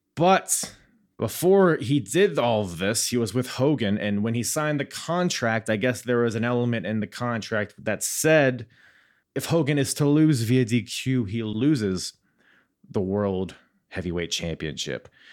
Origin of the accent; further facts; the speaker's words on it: Norfolk, Virginia, United States; my hometown, uh, about five minutes from where I'm sitting right now, Norfolk, Virginia